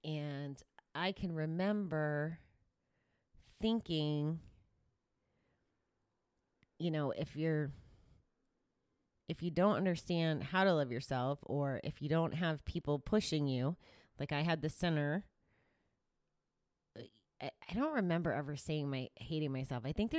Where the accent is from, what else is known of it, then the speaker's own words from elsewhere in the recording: Kansas City, Missouri, United States; it's traditionally the way I grew up in GA in Kansas City